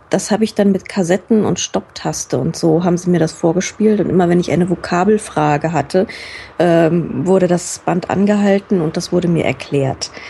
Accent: Frankfurt, Hesse, Germany; Also als, als Frankfurter geht es irgendwie noch, weil wir einen recht ähnlichen Humor haben

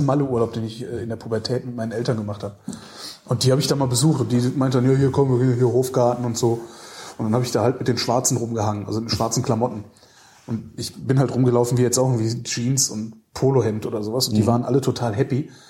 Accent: Weilerswist, North Rhine-Westphalia, Germany; also born or lived in Cologne; ich bin im Ort auch groß geworden als Kind, der, der hieß Weilers Wist.

